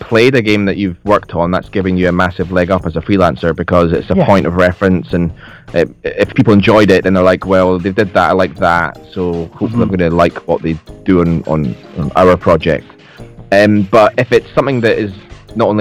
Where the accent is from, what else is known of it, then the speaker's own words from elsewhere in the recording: Scotland, United Kingdom; I'm Scottish, if you can't tell from the accent